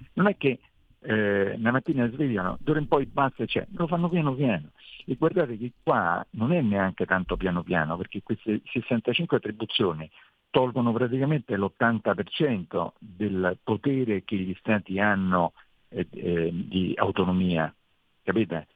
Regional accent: Italy; noi italiani

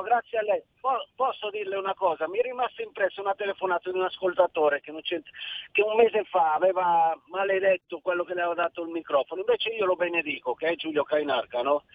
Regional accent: Cinisello Balsamo, Lombardy, Italy; also born or lived in Milan; now in Malaga, Spain; sono nato a Milano e cresciuto a Cinitello Balsamo, comune limitrofe con Monza

